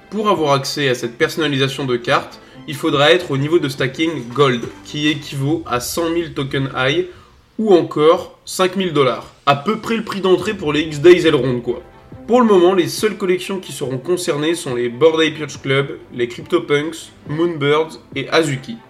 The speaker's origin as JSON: {"language": "French", "area": "the North", "region": "Hauts-de-France", "country": "France", "said": "je suis du Nord"}